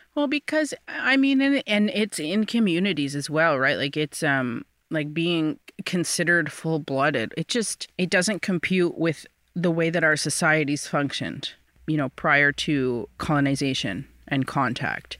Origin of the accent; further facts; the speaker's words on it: Six Nations, Ontario, Canada; growing up, you know, on and off the reserve. I'm from Six Nations, so about an hour and a half southwest of Toronto.